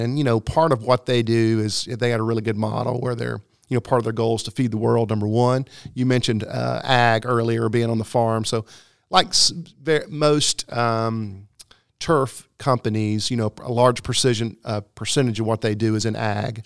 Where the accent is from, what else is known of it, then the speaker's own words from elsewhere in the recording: Fort Payne, Alabama, United States; moved away as an adult; also born or lived in Myrtle Beach, South Carolina; now in South Carolina, United States; we're in the, uh, northeastern corner is where I grew up in Fort Payne